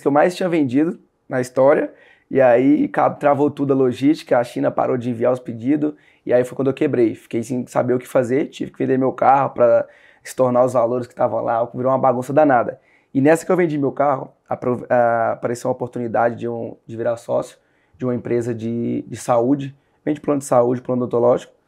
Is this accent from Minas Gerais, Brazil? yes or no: yes; Sete Lagoas, Minas Gerais, Brazil; now in Marília, Brazil; eu sou de Sete Lagoas, Minas Gerais. Hoje eu moro em São Paulo